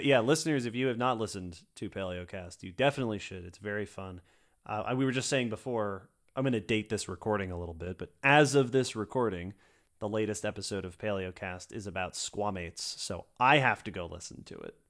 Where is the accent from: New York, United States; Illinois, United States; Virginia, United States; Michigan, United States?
New York, United States; my home state of New York